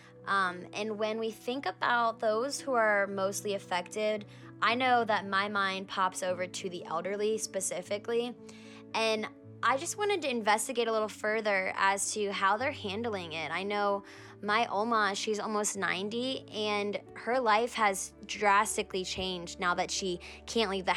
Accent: Virginia Beach, Virginia, United States; moved away as an adult; now in Harrisonburg, United States; I am from Virginia Beach, which is where Oma and my sister live

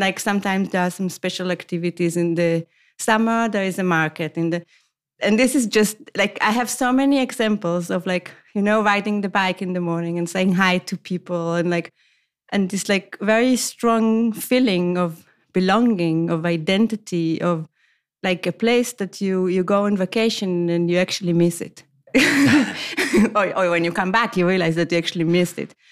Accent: Israel; moved away as an adult; also born or lived in Tel Aviv, Israel / Amsterdam, Netherlands; now in Copenhagen, Denmark; originally I come from Israel

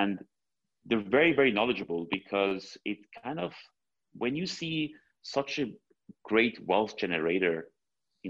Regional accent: Switzerland; I was brought up in Switzerland

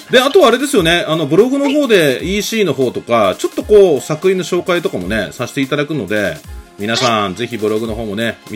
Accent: Nara, Japan; accent: Kansai; あの、関西弁も両方いけるんで、まう僕、奈良育ちなんでね、今、ちょっと、ふと、あれ急に関西弁出てきたと思って。

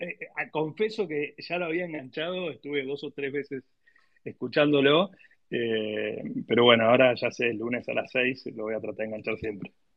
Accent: Argentina

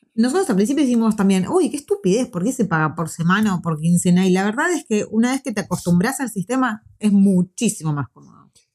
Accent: Argentina; moved away as an adult; now in New Zealand; nosotros vivíamos en un barrio que era bastante seguro hasta un año antes que nos viniésemos

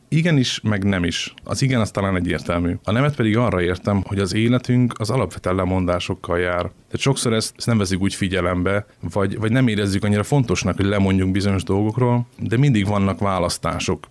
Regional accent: Kecskemét, Bács-Kiskun, Hungary; moved away as an adult; now in Szeged, Hungary; én kecskeméti vagyok, ide kerültem, mert ide küldtek

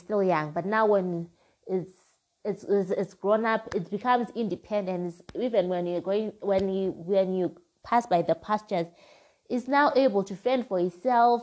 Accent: Zimbabwe; my home country, which is Zimbabwe

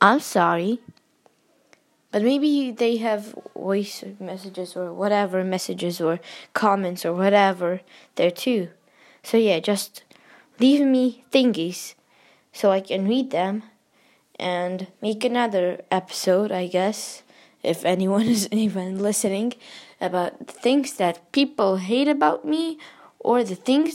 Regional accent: United States; accent: American; my American accent

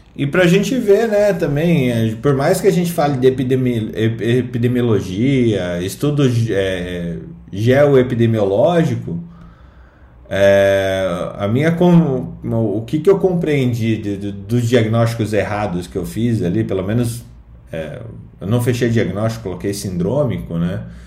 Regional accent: Curitiba, Paraná, Brazil; also born or lived in Londrina; eu sou curitibano

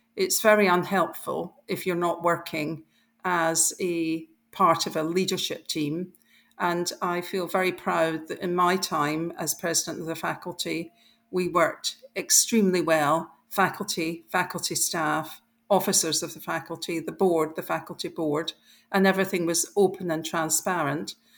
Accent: Scotland, United Kingdom; I grew up in Scotland

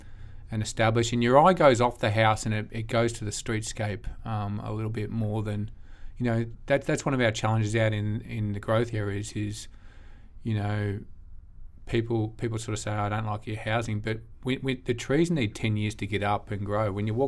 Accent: Albury, New South Wales, Australia; We've got obviously amazing health and schools here, like amazing compared to where I grew up in Albury.

